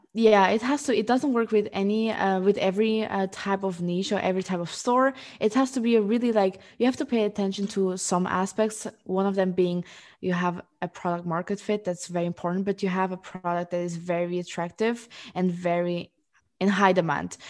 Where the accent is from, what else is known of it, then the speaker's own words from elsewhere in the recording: Luxembourg; moved away as an adult; also born or lived in Portugal; now in Amsterdam, Netherlands; I am originally from Portugal. I grew up in, um, Luxembourg, and four years ago, I moved to Amsterdam